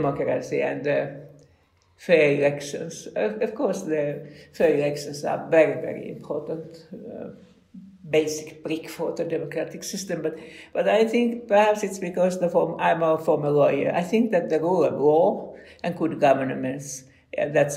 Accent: Helsinki, Uusimaa, Finland; my hometown, Helsinki

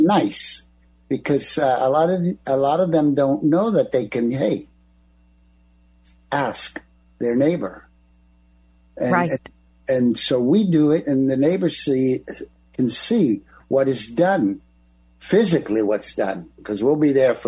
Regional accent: East Coast, United States; I'm from the East Coast

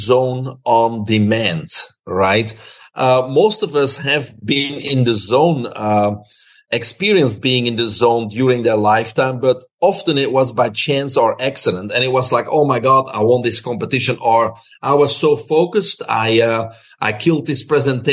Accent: Belgium; moved away as an adult; now in United States; I'm originally from Belgium. Grew up there with my brother, single mom.

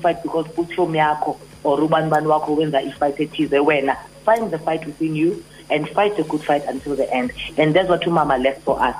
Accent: Johannesburg, Gauteng, South Africa; I grew up in Orlando West

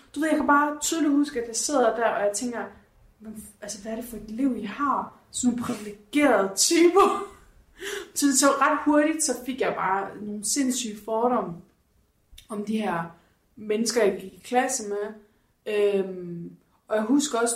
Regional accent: Horsens, Central Denmark Region, Denmark; moved away; jeg var hjemme i Horsens her for nogle par uger siden

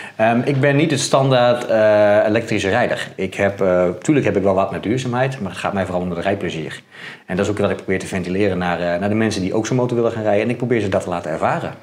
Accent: central Netherlands, Netherlands; ik kom uit Midden-Nederland en daar hebben ze wat met eieren

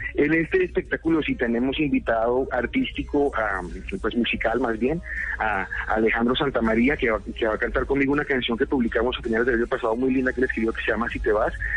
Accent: Colombia; esa impresión que tuve cuando niño y cuando adolescente de lo que veía que pasaba en mi país

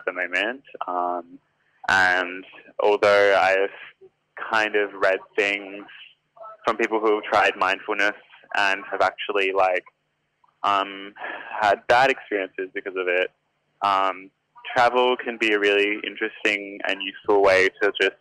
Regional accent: Adelaide, South Australia, Australia; moved away as an adult; now in Sydney, Australia; I'm from Adelaide, but I live in Sydney at the moment. And I lived in Adelaide until I was about 23

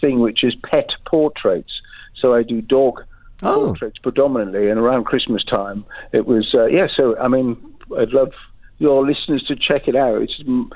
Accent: England, United Kingdom; also born or lived in Los Angeles, United States; being English over there

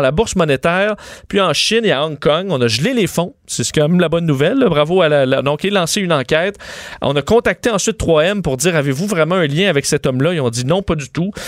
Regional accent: Quebec City, Quebec, Canada; now in Montreal, Canada; je suis un gars de Québec

